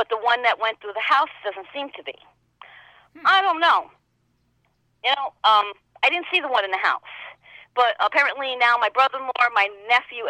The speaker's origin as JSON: {"language": "English", "region": "New York", "country": "United States", "also_born_or_lived": "House Capes", "accent": "New York", "said": "I come from New York, as you can tell with this accent. But I lived half of my life in the country in a small town called House Capes"}